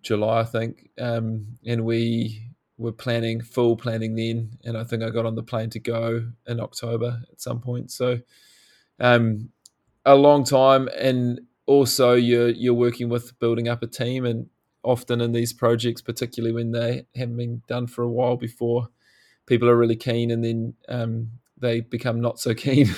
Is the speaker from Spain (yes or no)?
no; New Zealand; growing up in New Zealand, it's uh, it's really hard not to be thrown into the outdoors at a young age